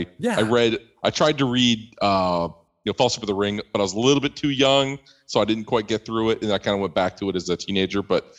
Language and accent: English; Midwest, United States; I grew up in the Midwest here of the U.S.